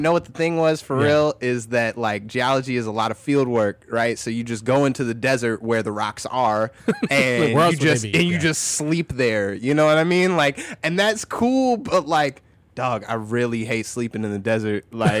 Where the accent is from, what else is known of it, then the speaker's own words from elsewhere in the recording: Oak Park, Illinois, United States; My reality is I'm from Oak Park